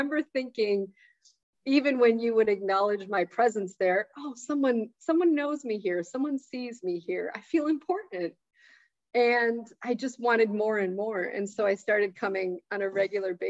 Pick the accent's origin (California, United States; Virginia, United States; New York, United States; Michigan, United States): New York, United States; Syracuse; growing up in Syracuse